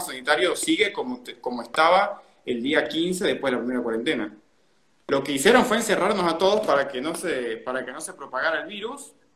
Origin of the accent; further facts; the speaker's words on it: Venezuela; now in Buenos Aires, Argentina; los venezolanos podríamos aprender